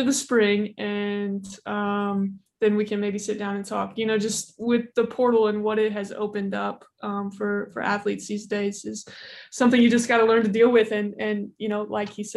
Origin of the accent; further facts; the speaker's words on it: Indiana, United States; born and raised in Indiana